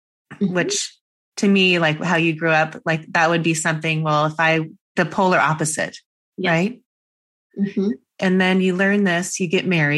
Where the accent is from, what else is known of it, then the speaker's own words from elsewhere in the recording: Seattle, Washington, United States; I grew up in Seattle in Washington State